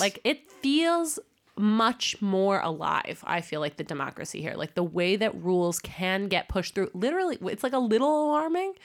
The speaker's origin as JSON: {"language": "English", "country": "United States", "moved": "yes", "lives_now": "Denmark", "said": "I'm American"}